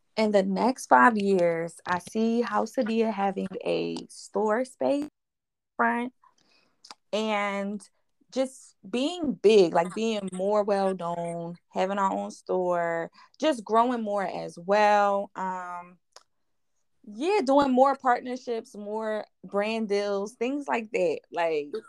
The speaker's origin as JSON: {"language": "English", "town": "Philadelphia", "region": "Pennsylvania", "country": "United States", "said": "I'm from West Philadelphia, um, a little area called Down the Bottom"}